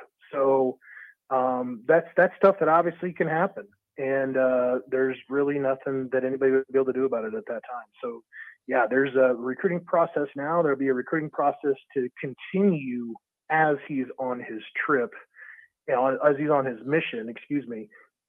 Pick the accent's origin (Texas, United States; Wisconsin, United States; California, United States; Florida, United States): Texas, United States; If you think that I'm up here from Texas because I wanted to see the white stuff on the ground, you got another thing coming.